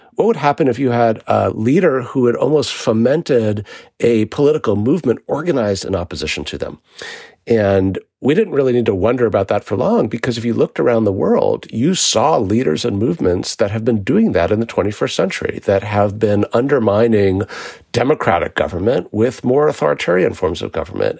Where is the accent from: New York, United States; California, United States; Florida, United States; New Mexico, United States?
New York, United States; New York City; I grew up in New York City in the nineteen eighties